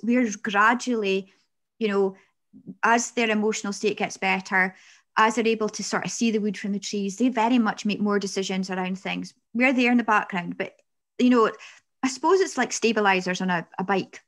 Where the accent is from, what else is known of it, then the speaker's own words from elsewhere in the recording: Peterhead, Scotland, United Kingdom; I'm from Peterhead, and some people say derogatory things about that.